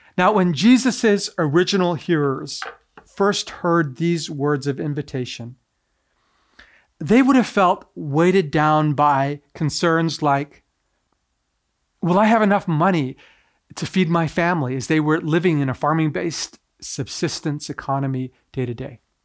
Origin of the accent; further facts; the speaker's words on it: Canada; also born or lived in Tokyo, Japan; I was raised primarily here in Canada, but I was actually born in Tokyo, Japan.